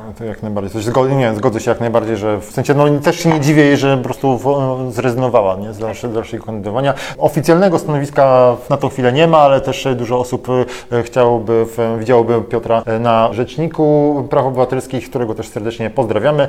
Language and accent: Polish; Warmian-Masurian Voivodeship, Poland; z regionu, z którego ja pochodzę, jestem z Warmii Mazur